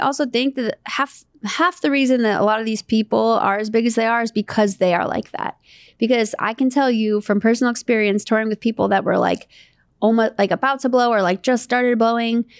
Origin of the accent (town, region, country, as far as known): Santa Monica, California, United States